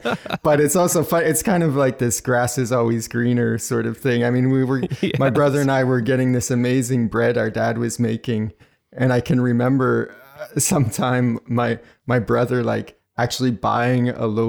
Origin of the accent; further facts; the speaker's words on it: New Brunswick, Canada; now in Montreal, Canada; You know, I was growing up in New Brunswick in Canada. And so then there's different bread options in Maine. And and now I live in Montreal, which is an amazing city to be into bread in.